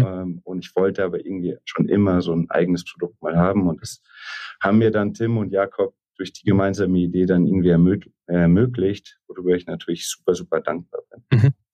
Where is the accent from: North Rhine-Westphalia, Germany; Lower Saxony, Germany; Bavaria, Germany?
Bavaria, Germany; Munich; also born or lived in Vienna; in München aufgewachsen, zur Schule gegangen, Abi gemacht, ähm, dann nach Wien gegangen.